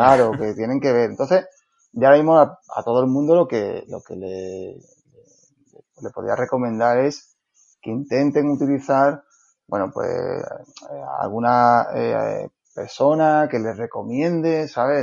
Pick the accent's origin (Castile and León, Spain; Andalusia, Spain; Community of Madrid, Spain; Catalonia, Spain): Andalusia, Spain; also born or lived in Seville; Yo vivo en Sevilla, soy andaluz